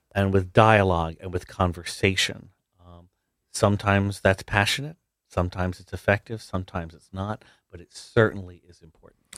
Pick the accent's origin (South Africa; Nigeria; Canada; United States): United States; New Jersey; I am a New Jersey boy, born and raised